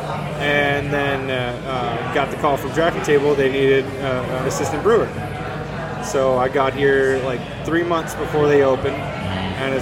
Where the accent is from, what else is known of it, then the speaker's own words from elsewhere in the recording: Ohio, United States; moved away as an adult; also born or lived in North Carolina; now in Michigan, United States; I'm originally from Ohio, went down to North Carolina, went to school there for culinary arts